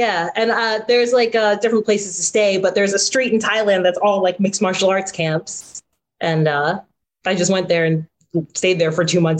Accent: Asbury Park, New Jersey, United States; I'm from Asbury Park community, and I've worked in Asbury Park, lived in Asbury Park.

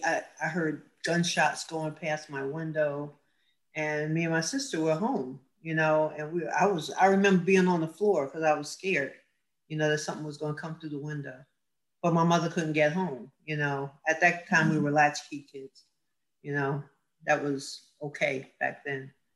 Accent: Asbury Park, New Jersey, United States; also born or lived in Neptune, New Jersey; that's where we kind of grew up. So I'd say I'm from Asbury, but I went to Neptune schools because I spent a lot of time at my grandmother's

